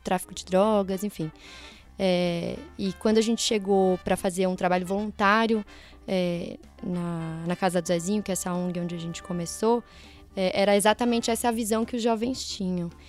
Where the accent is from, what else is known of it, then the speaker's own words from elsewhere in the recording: Mairiporã, São Paulo, Brazil; sou de uma cidade do interior aqui de São Paulo, Mairiporã